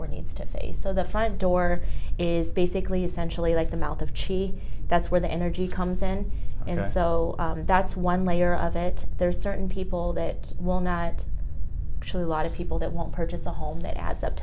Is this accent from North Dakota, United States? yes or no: no; Denver, Colorado, United States; I'm born and raised. So St. Luke's, that's where I was born at. I was born at that hospital there. I'm a native. I was born in Denver, and I've been here ever since